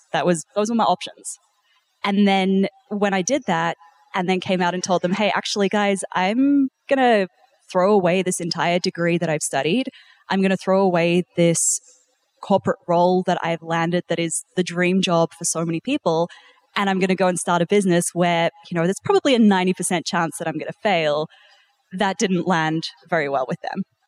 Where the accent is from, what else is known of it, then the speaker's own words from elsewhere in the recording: New Zealand; also born or lived in South Africa; now in Australia; I'm actually originally South African, and then I grew up in New Zealand.